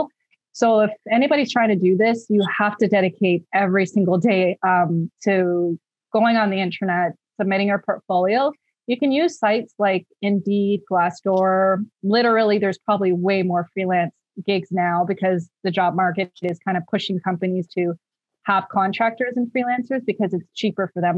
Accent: Mississauga, Ontario, Canada; now in Edmonton, Canada; I'm originally from Mississauga, Ontario, Canada.

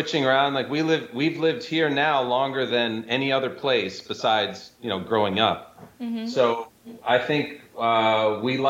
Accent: Michigan, United States; also born or lived in Syracuse, New York / California / New York City / Brazil; now in Florida, United States; I was born in upstate New York in a town called Syracuse that had a ton of snow. I grew up in Michigan

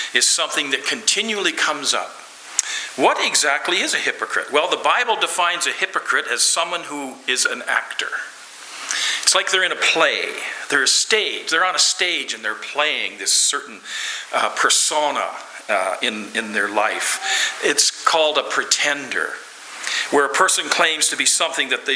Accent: Lloydminster, Canada; I'm from Lloydminster

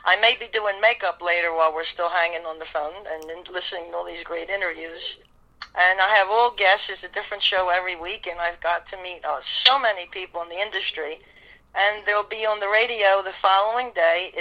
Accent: Philadelphia, Pennsylvania, United States; I grew up in South Philly, across the street from Billy Carlucci and Jerry Blavitt

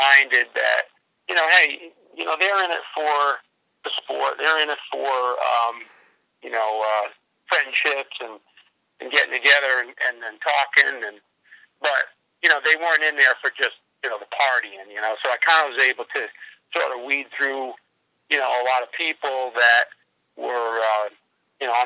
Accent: New England, United States; we're from New England. We're kind of used to, that kind of weather

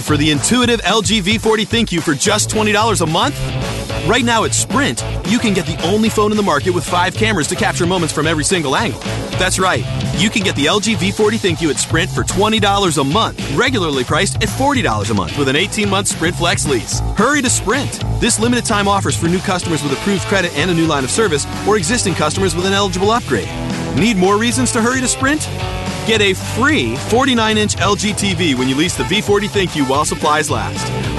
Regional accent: Texas, United States; I'm a Texan

